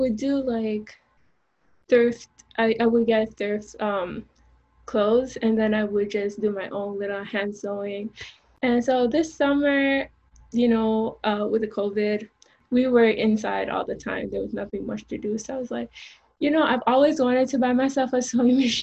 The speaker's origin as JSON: {"language": "English", "country": "Jamaica", "tie": "born or raised there", "said": "I grew up in Jamaica"}